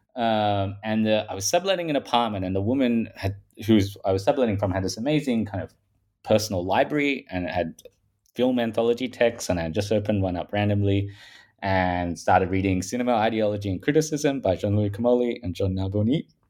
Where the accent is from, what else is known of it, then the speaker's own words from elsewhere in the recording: Australia; accent: Paul Hogan style; I'm from Australia. If people haven't picked that up from my um, Paul Hogan style accent